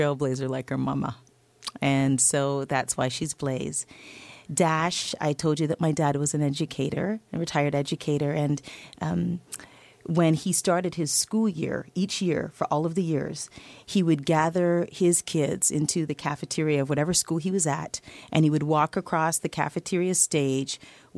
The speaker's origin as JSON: {"language": "English", "town": "Toronto", "region": "Ontario", "country": "Canada", "tie": "born or raised there", "said": "I was a kid from Scarborough, Ontario."}